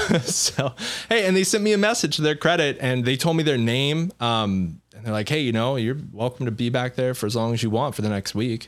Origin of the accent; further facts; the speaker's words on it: Seattle, Washington, United States; I don't know if you can tell, but I'm from Seattle.